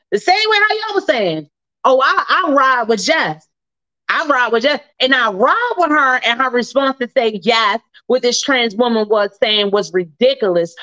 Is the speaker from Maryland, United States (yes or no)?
yes; Baltimore, Maryland, United States; my hometown, Baltimore City